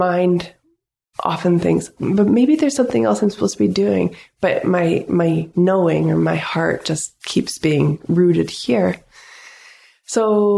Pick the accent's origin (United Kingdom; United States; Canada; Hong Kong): Canada; North Vancouver, British Columbia; moved away as an adult; now in Pender Island, Canada; I grew up in the city. I grew up in North Vancouver.